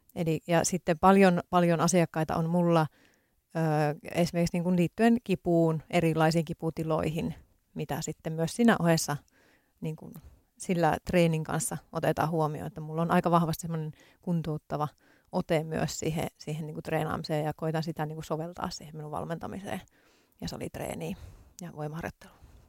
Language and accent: Finnish; Tornio, Lapland, Finland; moved away as an adult; now in Helsinki, Finland; mä olen Torniosta kotoisin